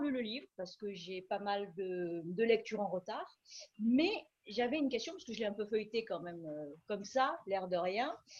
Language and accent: French; Marseille, Provence-Alpes-Côte d'Azur, France; je suis née à Marseille, j'ai de la famille effectivement, voilà, dans, le coin